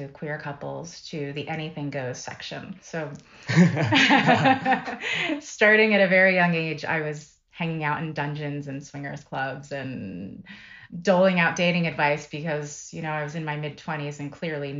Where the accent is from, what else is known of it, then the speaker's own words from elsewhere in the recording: Philadelphia, Pennsylvania, United States; I grew up in Philadelphia area